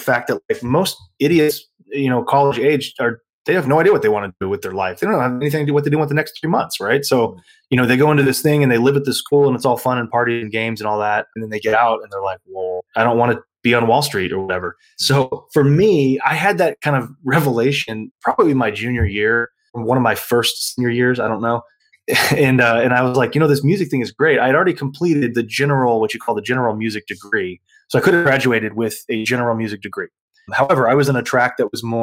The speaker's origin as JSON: {"language": "English", "town": "San Antonio", "region": "Texas", "country": "United States", "tie": "born or raised there", "also_born_or_lived": "San Marcos, Texas", "said": "I grew up there."}